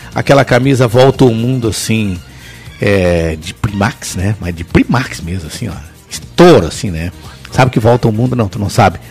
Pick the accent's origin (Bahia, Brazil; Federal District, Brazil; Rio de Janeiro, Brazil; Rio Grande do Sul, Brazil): Rio Grande do Sul, Brazil; São Gabriel; also born or lived in São Sepé; Até os 18 anos eu morava no interior. Mas aí eu vou pular um pouquinho lá na minha cidade, chamada São Gabriel